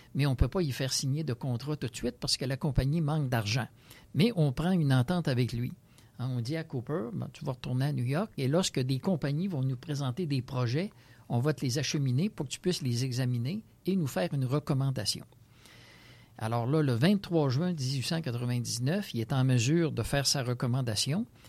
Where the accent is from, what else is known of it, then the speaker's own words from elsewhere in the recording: Saint-Romuald, Quebec, Canada; je suis natif de Saint-Romuald